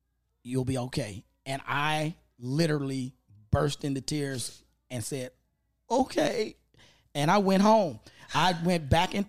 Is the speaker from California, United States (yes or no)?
no; Memphis, Tennessee, United States; now in Los Angeles, United States; I grew up in Orange Mound